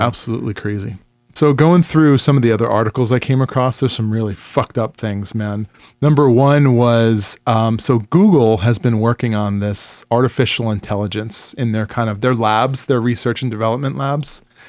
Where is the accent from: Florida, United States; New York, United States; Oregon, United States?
New York, United States; I grew up in New York